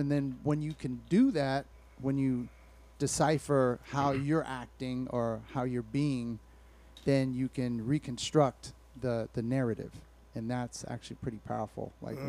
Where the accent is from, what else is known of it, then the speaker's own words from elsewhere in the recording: Alameda, California, United States; I was raised in Alameda, so you would just have chilling with a bunch of white dudes